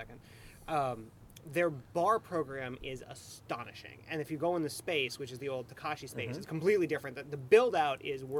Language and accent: English; Midwest, United States; And I'm a Midwesterner, so I'm culturally appropriating it myself.